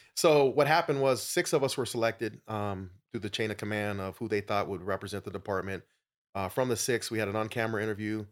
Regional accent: Phoenix, Arizona, United States; I'm a native of Arizona, grew up in South Phoenix

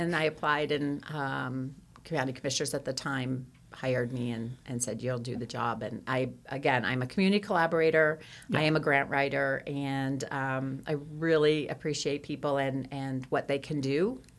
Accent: New Jersey, United States; now in Kansas, United States; I'm not originally from Kansas. I have been here almost 21 years, but I am from originally New Jersey, and no, I don't have the accent because I traveled quite a bit around, and I'm also from South Jersey

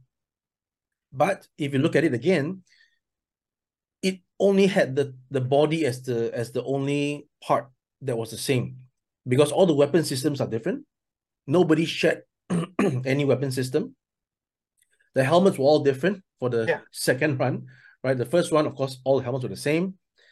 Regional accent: Singapore; also born or lived in mainland China; now in China; I'm from Singapore, but I'm now based in mainland China.

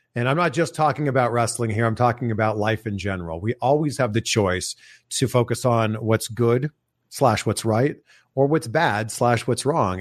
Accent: Toronto, Ontario, Canada; I remember growing up, and I grew up in Toronto

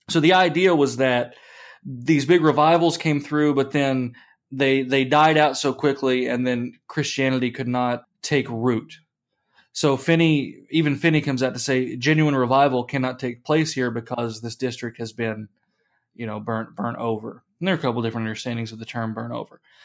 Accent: United States; We are Americans

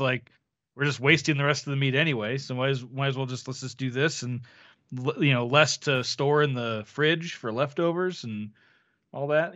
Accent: Florida, United States; I was born in Florida

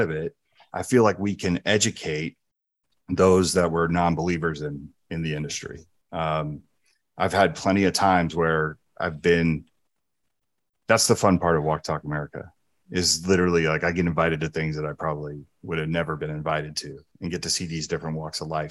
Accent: New Jersey, United States; moved away; also born or lived in San Francisco, California; I grew up in New Jersey and San Francisco

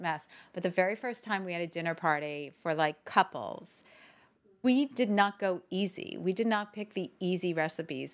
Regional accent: Northern New Jersey, United States; I grew up in New Jersey, Northern

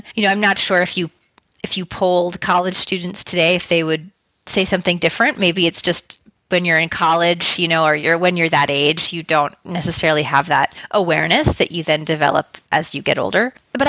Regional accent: New York City, New York, United States; also born or lived in Paris / London; But I'm originally from New York City. Mm-hmm. I moved around a bit, so I've lived kind of in a lot of different places in the United States, and I also spent 3 years in my teens and 20s in Europe, living in Paris and in London.

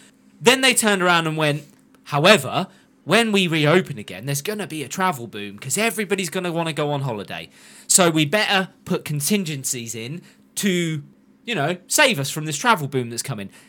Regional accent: Yorkshire and the Humber, United Kingdom; Did you know I'm from Yorkshire?

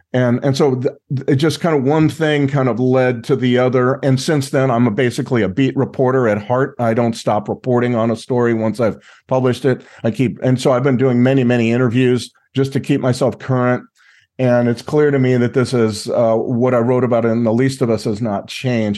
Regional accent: Los Angeles, California, United States; also born or lived in Mexico; I'm from Los Angeles area

